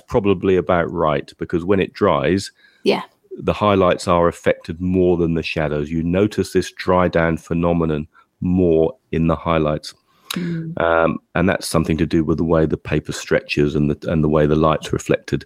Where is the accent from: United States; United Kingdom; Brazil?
United Kingdom; England; we're English